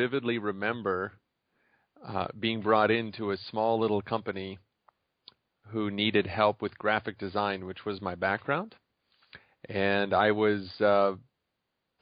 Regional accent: Montreal, Quebec, Canada; moved away as an adult; also born or lived in Chicago; I was originally from Montreal

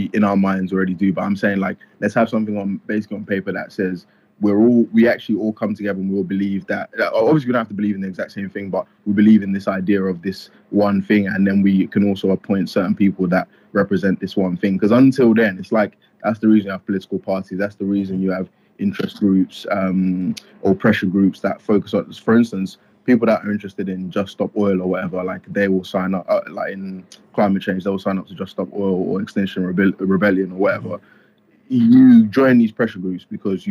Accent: Nigeria; now in United Kingdom; I was born in Nigeria

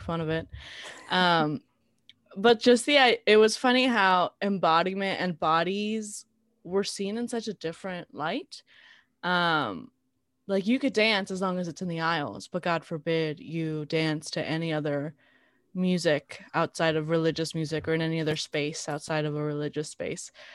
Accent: South Gate, California, United States; I grew up in Southgate

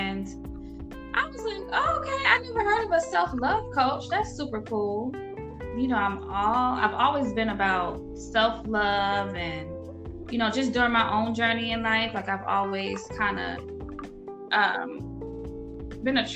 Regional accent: Norfolk, Virginia, United States; moved away as an adult; now in Atlanta, United States; I'm originally from Norfolk, Virginia, but I reside here in Atlanta, Georgia

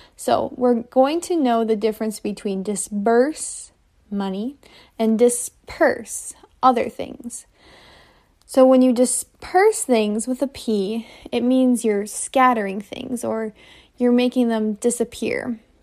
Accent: United States; I'm an English teacher from the United States

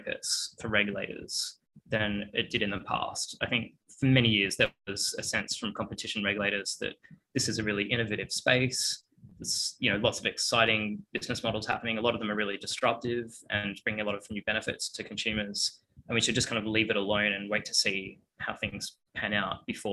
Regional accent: Australia; moved away as an adult; also born or lived in Melbourne / United States; now in London, United Kingdom; As you can probably hear from my voice, I'm Australian

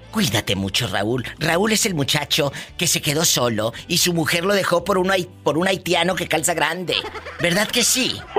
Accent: Mexico

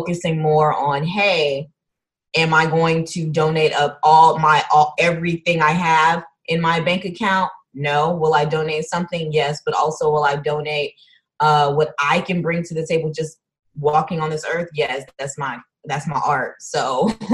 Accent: Houston, Texas, United States; now in Los Angeles, United States; I'm from Houston as well, living at LA Cali Dream

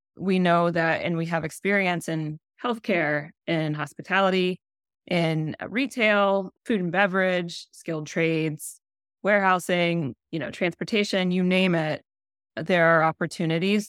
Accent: Columbus, Ohio, United States; born and raised in Columbus, Ohio, and so, yes, I am a Buckeye

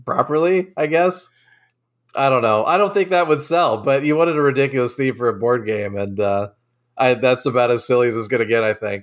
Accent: Nantucket, Massachusetts, United States; moved away; I grew up on Nantucket, uh, in Massachusetts

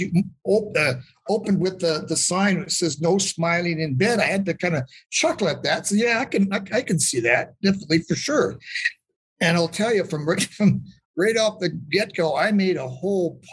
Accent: Calgary, Alberta, Canada; I was born and raised here in Calgary, Alberta, which is right next up to the Rocky Mountains in Western Canada

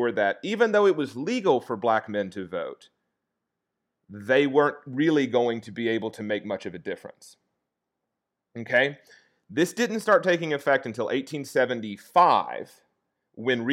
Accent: the South, United States; I'm a Southerner

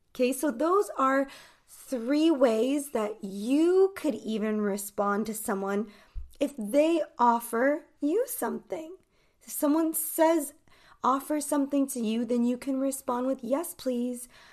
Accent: United States; I am from the United States. So I'm an American English teacher

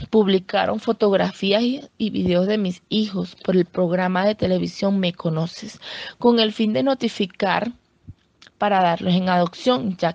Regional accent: Venezuela; now in Colombia; somos muchas madres venezolanas que tenemos esta misma situación. No tenemos leyes como madres venezolanas aquí en Colombia que nos ayuden

